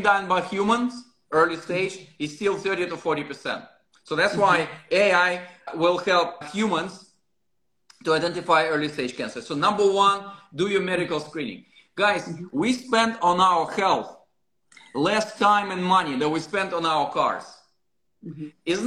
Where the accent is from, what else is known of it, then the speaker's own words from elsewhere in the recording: Russia; moved away; I'm originally from Russia